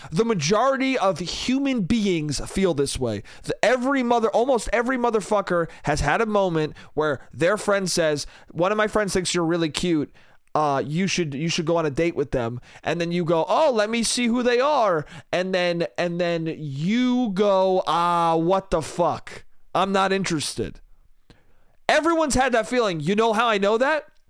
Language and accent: English; New York, United States; New York, New York State.